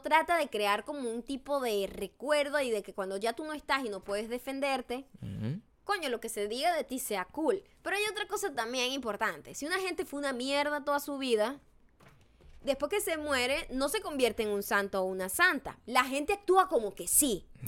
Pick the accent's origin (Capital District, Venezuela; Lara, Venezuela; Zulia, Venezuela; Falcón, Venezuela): Falcón, Venezuela; Paraguaná; born or raised there